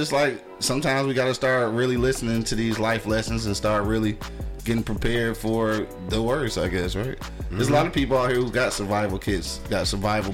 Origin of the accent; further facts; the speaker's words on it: Detroit, Michigan, United States; We're from Detroit